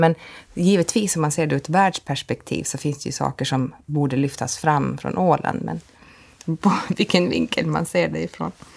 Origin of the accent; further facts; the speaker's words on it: Åland Islands; som ålänning